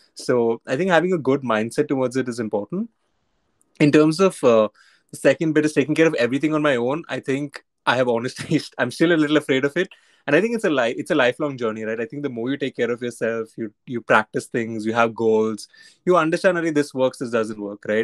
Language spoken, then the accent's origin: English; Mumbai, Maharashtra, India; I was born and brought up in Bombay.